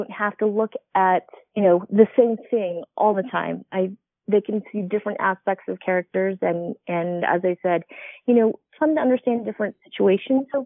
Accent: Utah, United States; I grew up in Utah

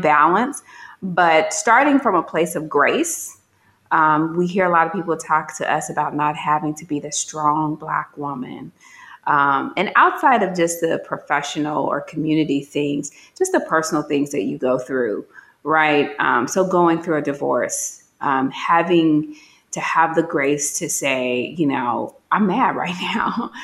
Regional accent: Gary, Indiana, United States; moved away; I'm from Gary, Indiana, very urban

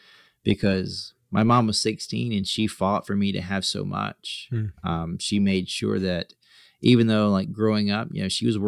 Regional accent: South Carolina, United States; moved away; I'm from South Carolina

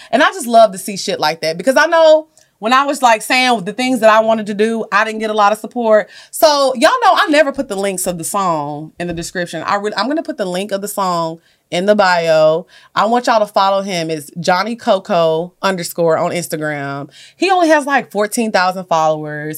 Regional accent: Orange, Texas, United States; I'm from Orange, y'all know they call it the Golden Triangle, Port Arthur, Beaumont

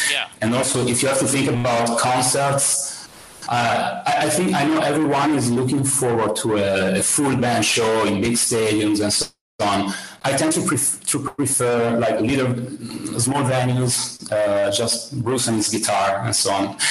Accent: near Milan, Lombardy, Italy; English is a second language; also born or lived in Dublin; I grew up here in, um, it's a small city close to Milan. It's a sort of suburb of, uh, of Milan

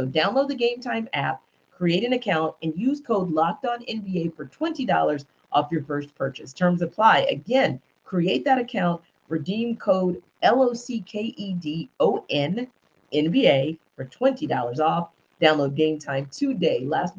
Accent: Louisiana, United States; also born or lived in Northeast United States; now in Atlanta, United States; because I'm from Louisiana.

